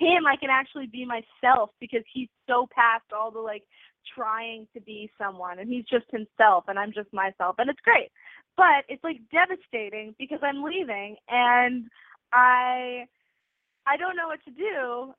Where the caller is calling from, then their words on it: New York City, New York, United States; I'm calling from New York City, and I'm 18.